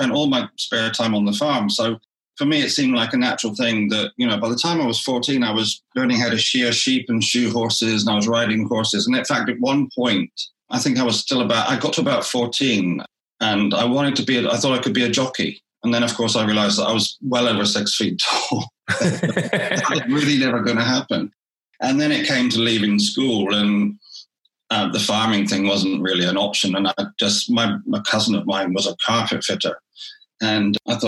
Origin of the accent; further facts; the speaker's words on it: Wellington, South West England, United Kingdom; I grew up in Somerset, in Wellington, in Somerset